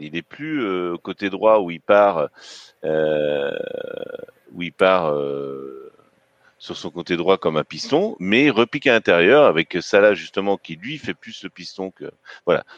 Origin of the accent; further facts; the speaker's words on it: Breton, Brittany, France; je suis un breton solide qui boit de la bière.